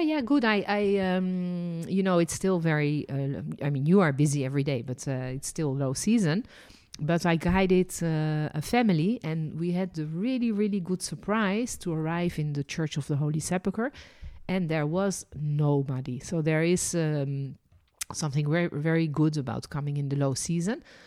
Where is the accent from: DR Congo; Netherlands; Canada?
Netherlands; also born or lived in France; now in Jerusalem, Israel; And I was born in Holland.